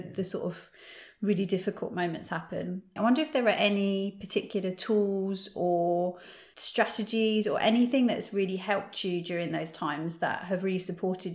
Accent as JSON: {"language": "English", "country": "United Kingdom", "said": "I'm British"}